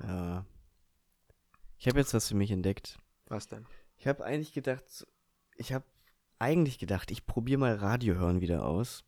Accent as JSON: {"language": "German", "area": "Eifel", "region": "Rhineland-Palatinate", "country": "Germany", "said": "wo ich herkomme. Und da habe ich eben auch gesagt, ja, aus der Eifel"}